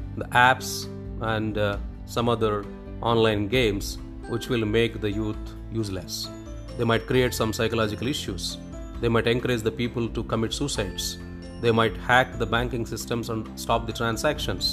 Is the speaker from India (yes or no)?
yes; India